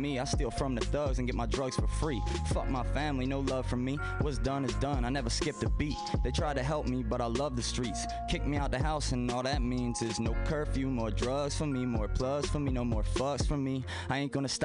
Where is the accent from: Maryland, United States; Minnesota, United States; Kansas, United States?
Maryland, United States; Baltimore; I was from Baltimore